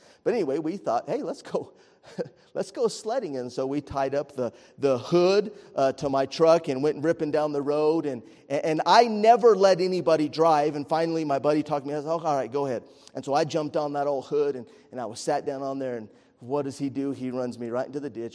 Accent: Estancia, New Mexico, United States; I grew up in Estancia, New Mexico, was a little bitty rural community

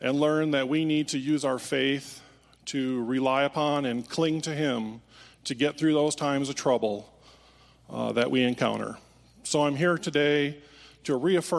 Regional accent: Holland, Michigan, United States; moved away; I was raised in Holland, Michigan, part of the Dutch community there.

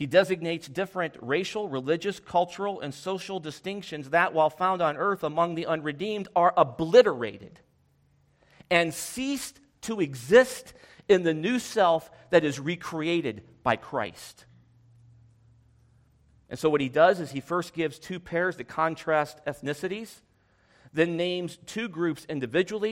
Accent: United States; I'm an American. I was born in the United States

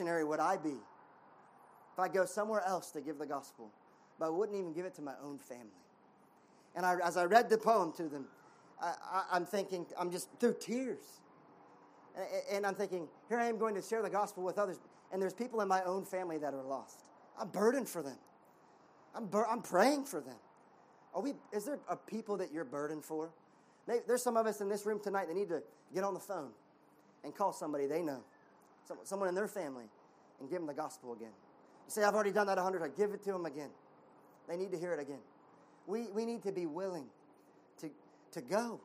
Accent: United States; I'm American

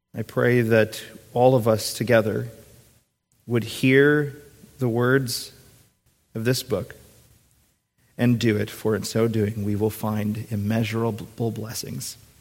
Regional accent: Minnesota, United States; moved away; going back to my home state. I kind of turned into a little giddy seven or eight year old when I see the Minnesota state sign

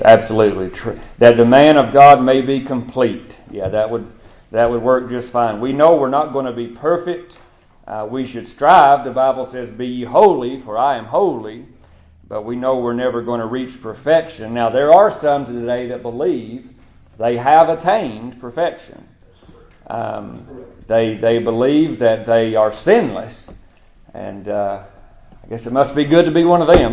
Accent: United States; moved away as an adult; now in Lafayette, Macon County, United States; growing up in Monroe County

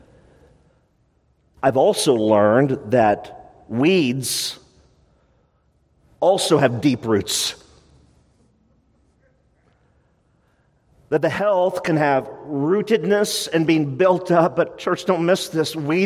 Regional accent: United States; as an American church

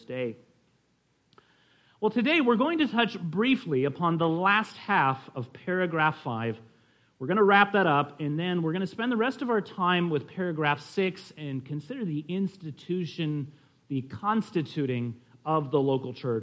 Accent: California, United States; we're from California

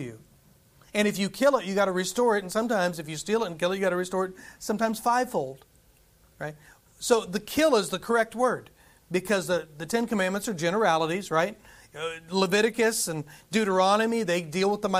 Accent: United States; as an American

